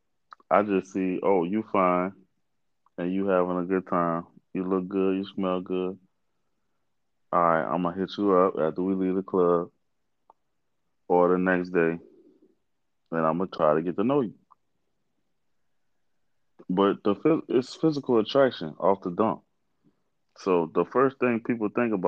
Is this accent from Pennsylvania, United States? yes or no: no; New Orleans, Louisiana, United States; I'm from New Orleans